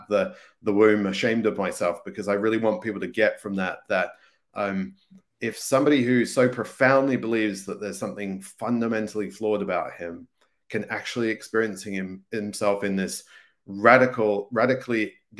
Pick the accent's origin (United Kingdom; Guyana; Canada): United Kingdom; England; I grew up in England, and some days you would barely believe there was a sun, because it was like raining and clouded and all that kind of stuff.